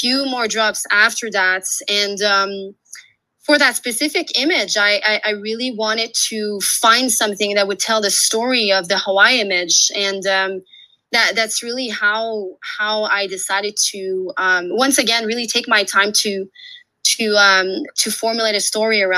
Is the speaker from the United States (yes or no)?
no; Quebec, Canada; also born or lived in Australia; now in Canadian Rockies, Canada; I'm a French-Canadian. So I'm from Quebec, and now I'm based in the Canadian Rockies.